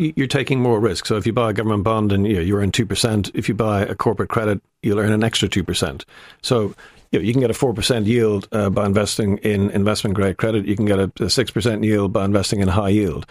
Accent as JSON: {"language": "English", "country": "Ireland"}